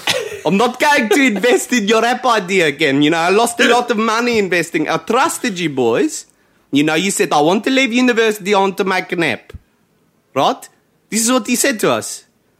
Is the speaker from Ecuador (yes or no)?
no; South Africa; we're from South Africa.